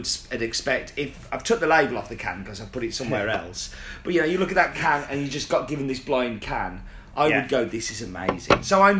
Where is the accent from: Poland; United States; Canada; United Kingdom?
Canada; Well, I'm from Canuck, so I started drinking around about the late 70s, as I was born in 73.